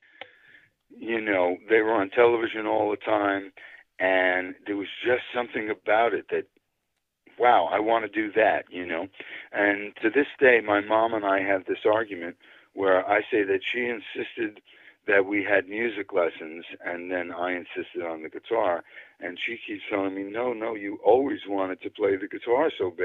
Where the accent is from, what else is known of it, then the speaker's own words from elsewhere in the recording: northern New Jersey, United States; also born or lived in Brooklyn, New York; I grew up in Brooklyn, New York, till I was about 10. That's when we moved to New Jersey, and I've lived in northern New Jersey ever since then